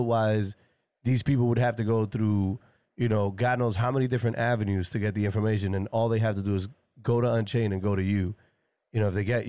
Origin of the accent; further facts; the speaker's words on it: New York City, New York, United States; I'm from New York, right? I'm from New York City